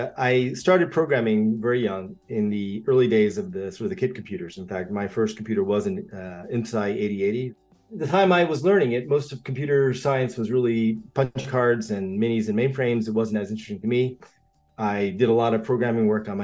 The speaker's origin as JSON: {"language": "English", "country": "United States", "tie": "born or raised there", "also_born_or_lived": "Japan / Australia", "said": "I grew up in two different cultures, and actually three, if you include the United States, which is where I mostly was raised"}